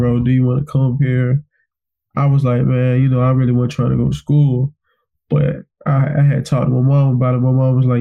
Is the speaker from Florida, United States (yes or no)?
yes; Pensacola, Florida, United States; moved away as an adult; now in Salisbury, United States; I'm from Pensacola, Florida